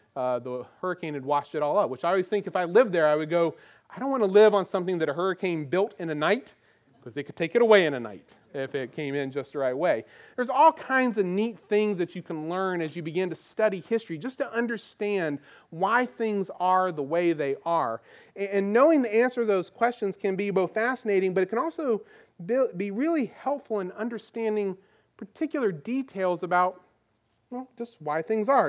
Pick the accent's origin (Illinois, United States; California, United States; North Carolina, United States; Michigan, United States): North Carolina, United States; Goldsboro; now in Virginia Beach, United States; I grew up in North Carolina. We lived, I lived in the town of Goldsboro